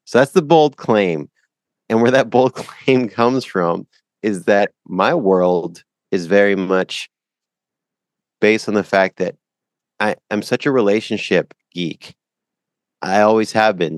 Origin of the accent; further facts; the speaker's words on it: Canada; I'm from Canada